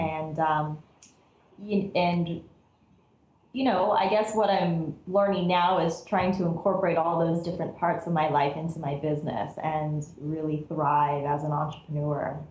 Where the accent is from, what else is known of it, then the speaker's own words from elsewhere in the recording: Cerritos, California, United States; I grew up in Cerritos, which is part of LA County